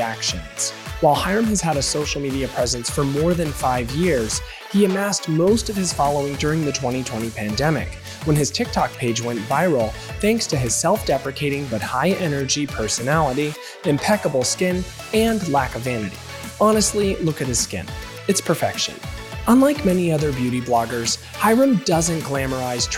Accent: McGuireville, Arizona, United States; I grew up about 20 miles south of Sedona in you would probably know the exit off the 17. It was the McGuireville exit

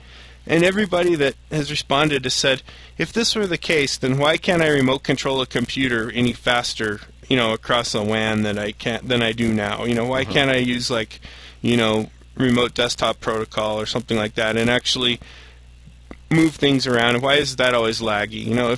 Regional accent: Missouri, United States; I am from Missouri. Initially.

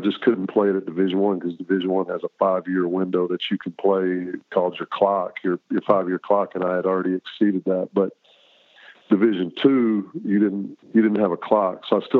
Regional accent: Texas, United States; moved away as an adult; growing up in Texas

